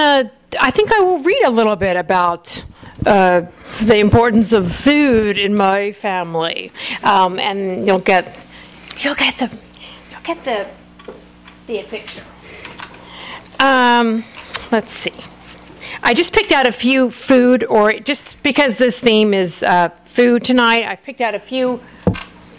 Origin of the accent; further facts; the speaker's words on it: Florida, United States; also born or lived in Alabama; we ended up growing up in Florida